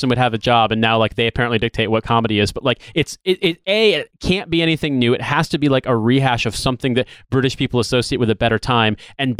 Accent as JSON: {"language": "English", "country": "United States", "said": "as the American on the show, the long-suffering American"}